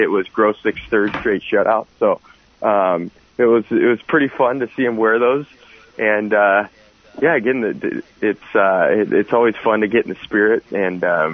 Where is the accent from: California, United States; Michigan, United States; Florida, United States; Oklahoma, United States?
California, United States; Santa Cruz; from Santa Cruz, so kind of a unique situation, not necessarily a hockey hotbed